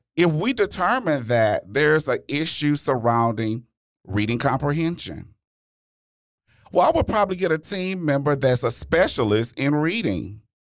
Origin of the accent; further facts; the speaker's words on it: Louisiana, United States; I'm from Louisiana